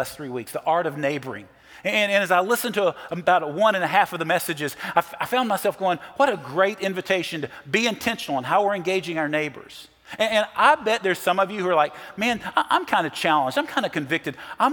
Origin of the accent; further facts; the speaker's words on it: Nashville, Tennessee, United States; I'm from Nashville